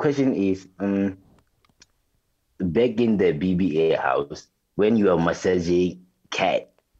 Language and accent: English; Northern Cape, South Africa; I'm from the Northern Cape. I'm currently in Kuru, man.